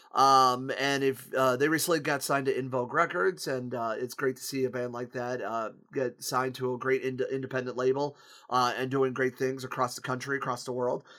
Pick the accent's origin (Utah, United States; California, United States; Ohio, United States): Ohio, United States; Akron; moved away as an adult; now in Toledo, United States; my hometown of Akron, Ohio, which, where I reside in in Toledo